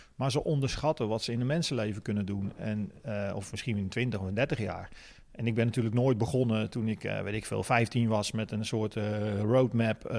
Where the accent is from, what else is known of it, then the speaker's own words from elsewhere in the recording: De Meern, Utrecht, Netherlands; geboren in De Meren, vlakbij Utrecht.